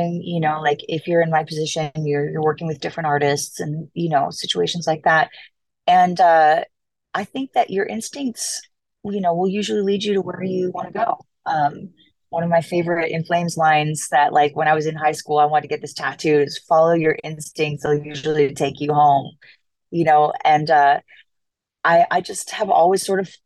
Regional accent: Los Angeles, California, United States; I like where I'm from, which is Los Angeles. So when my hometown got our team back

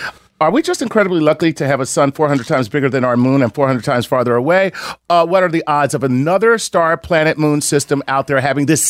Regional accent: Reynoldsburg, Ohio, United States; Oh, and because you always want to know where we're from, I'm from Reynoldsburg, Columbus, which is in Ohio

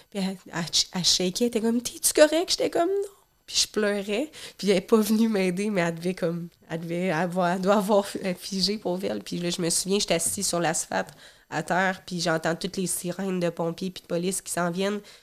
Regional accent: Rivière-du-Loup, Quebec, Canada; moved away; la ville d'où je viens, dans le coin de Rivière-du-Loup

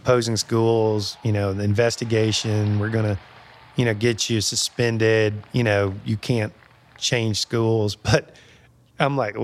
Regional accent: Alabama, United States; I'm told I was born in Alabama.

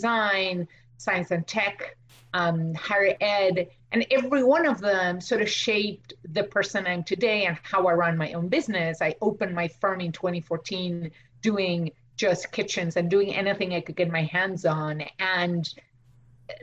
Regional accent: Argentina; English is a second language; now in United States; I'm from Argentina. I went to school there

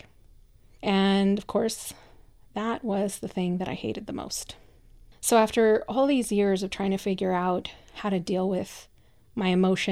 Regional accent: Michoacán, Mexico; English is a second language; now in United States; I'm a first-generation immigrant, I come from Mexico, from a very kind of traditional little town in the state of Michoacán

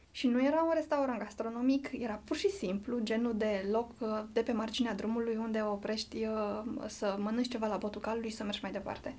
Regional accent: Muntenia, Romania; eu sunt munteancă

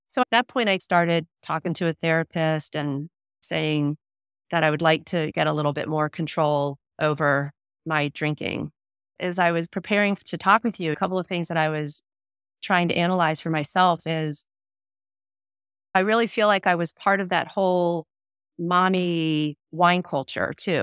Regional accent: Delaware, United States; I grew up in Delaware, small town in Delaware, born and raised there.

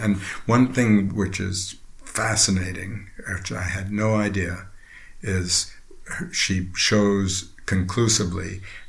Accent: Princeton, New Jersey, United States; Just outside Princeton, New Jersey.

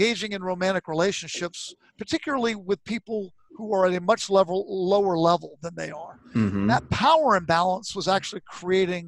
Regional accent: Virginia, United States; I was brought up in Virginia.

